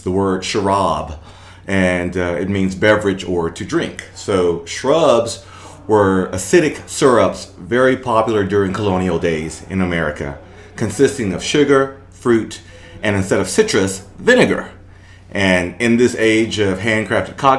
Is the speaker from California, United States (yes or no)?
no; Birmingham, Alabama, United States; also born or lived in Rabun County, Georgia; now in Clayton, United States; Growing up in Birmingham